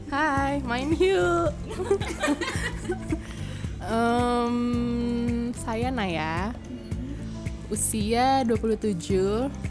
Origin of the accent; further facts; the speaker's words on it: Bekasi, West Java, Indonesia; nggak tahu sorry gue bukan orang Sunda gue orang Jawa